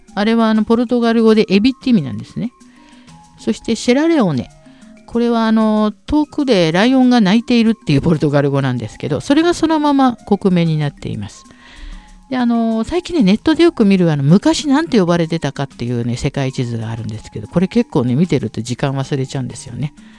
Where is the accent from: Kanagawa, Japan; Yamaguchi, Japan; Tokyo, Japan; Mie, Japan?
Tokyo, Japan; moved away as an adult; also born or lived in Niger; そんなところに私はもう、あの、ね、下町で育って